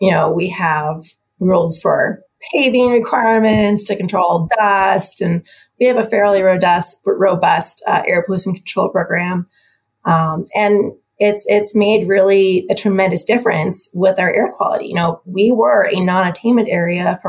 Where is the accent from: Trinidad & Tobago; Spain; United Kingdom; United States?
United States; Helena, Montana; also born or lived in Washington / Michigan; now in Missoula, United States; I'm from Montana, so I'm from Helena, grew up in Helena